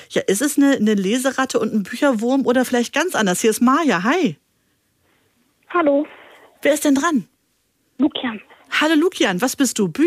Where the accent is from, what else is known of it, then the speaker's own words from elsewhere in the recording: Hanover, Lower Saxony, Germany; Der Franz, und woher kommst du? Aus Hannover.